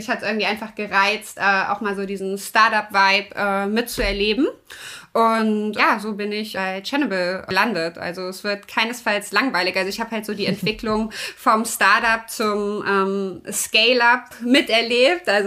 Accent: Kassel, Hesse, Germany; moved away as an adult; now in Netherlands; ich bin 33 äh, Jahre. Ähm, ich komme ursprünglich aus Kassel, habe dort ja Wirtschaftswissenschaften, Wirtschaftspädagogik studiert, bin dann vor vier Jahren in die Niederlande gezogen und arbeite dort

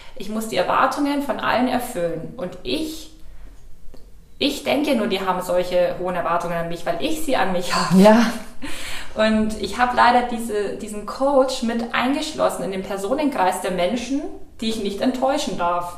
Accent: Ingolstadt, Bavaria, Germany; dann habe ich in Ingolstadt, in meiner Heimatstadt, in der Agentur, in der Schrägstrich Beratung angefangen

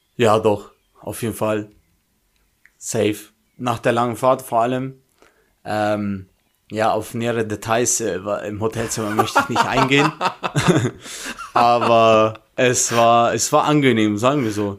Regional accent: Germany; ich komme aus Deutschland

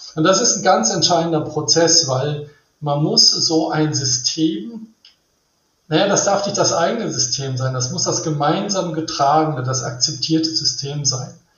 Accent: Rhineland, Germany; ich bin im Rheinland aufgewachsen

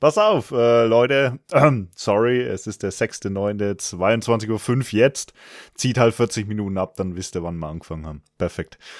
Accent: Franconia, Bavaria, Germany; accent: rolled R (Franconian); ich komme aus Franken. Das ist das, äh, der Ort mit dem rollenden R

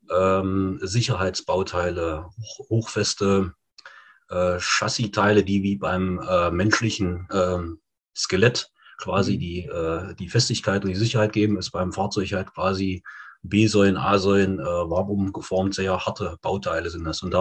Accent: Breitenworbis, Thuringia, Germany; bin aus Breitenworbis. Breitenworbis ist im wunderschönen Eichsfeld in Nordthüringen.

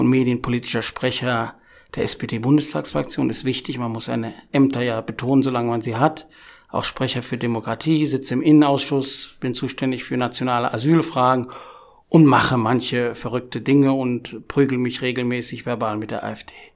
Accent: Wuppertal, North Rhine-Westphalia, Germany; Ich komme aus Wuppertal, das macht einen großen Teil meiner Identität aus

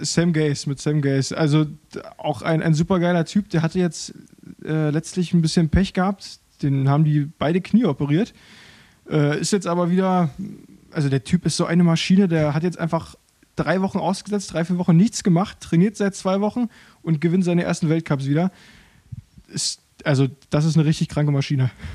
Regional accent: Berlin, Germany; also born or lived in Rangsdorf, Brandenburg; da bin ich dann etwas später, mit 10, 12 Jahren umgezogen nach Berlin, nach Berlin-Köpenick, Köpenick-Grünau, um genau zu sein. Und da habe ich, ja, bis ich 20 war, mein gesamtes Leben lang verbracht. Äh, bin da aufgewachsen

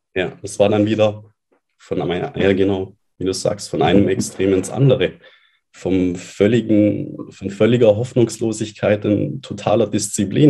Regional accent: Allgäu, Bavaria, Germany; moved away as an adult; Ich bin dann weggezogen von meinem Elternhaus, raus aus meiner Heimat, aus dem schönen Allgäu, in eine neue Stadt

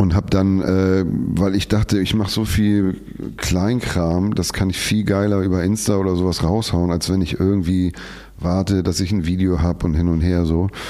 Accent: Hamburg, Germany; als Hamburger

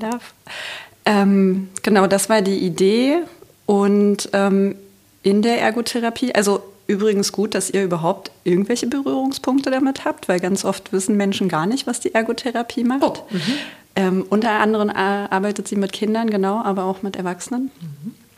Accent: Magdeburg, Saxony-Anhalt, Germany; ich komme aus Magdeburg

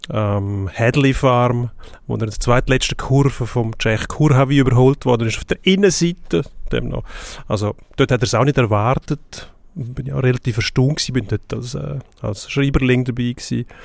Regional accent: Switzerland; Gott, schön, dass wir da als Schweizer 1-2 ins Ziel kommen

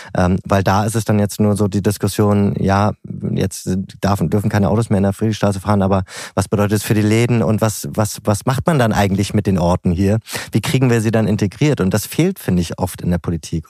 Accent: Berlin, Germany; als Berliner

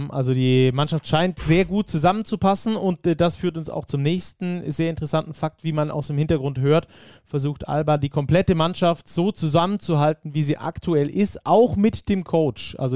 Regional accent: Oldenburg, Lower Saxony, Germany; also als Oldenburger wird mich das, glaube ich, noch viel fuchsiger machen

